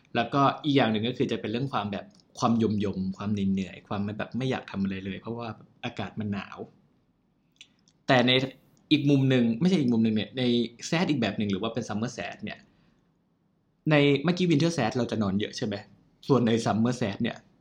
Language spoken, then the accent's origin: Thai; Thailand; เราเกิดในประเทศไทย